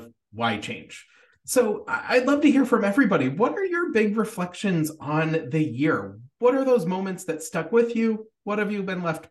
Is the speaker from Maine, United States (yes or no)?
yes; Portland, Maine, United States; moved away; I'm coming to you from my hometown, home for the holidays in Portland, Maine, in the United States